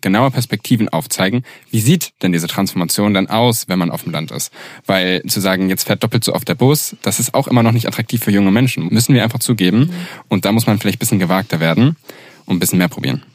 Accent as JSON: {"language": "German", "town": "Göttingen", "region": "Lower Saxony", "country": "Germany", "said": "ich komme aus Göttingen"}